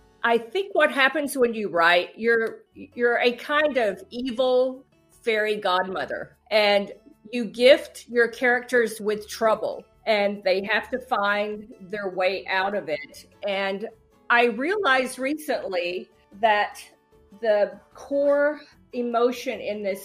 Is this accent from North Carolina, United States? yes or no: yes; Asheboro, North Carolina, United States; now in Cincinnati, United States; I am a North Carolina native. I grew up in Asheboro, North Carolina.